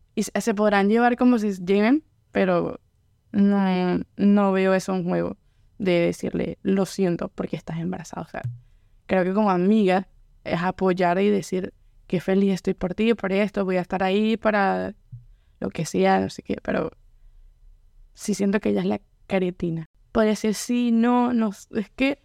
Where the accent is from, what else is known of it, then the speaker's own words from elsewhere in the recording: Venezuela; now in Louisiana, United States; soy de Venezuela, mi familia también es venezolana, no tengo como familia que venga de otras partes, sino solo soy venezolana